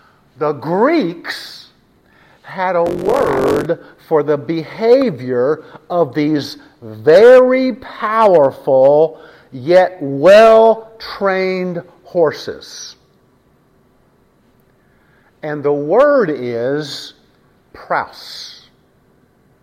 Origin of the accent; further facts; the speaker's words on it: West Texas, United States; I was raised in West Texas. West Texas.